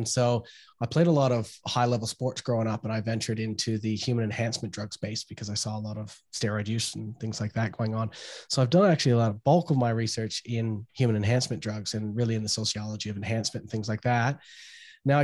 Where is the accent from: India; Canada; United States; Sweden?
Canada; Yeah, well, trick-or-treating, obviously. Everyone wants candy, and trick-or-treating is the big deal, picking your outfit for that year.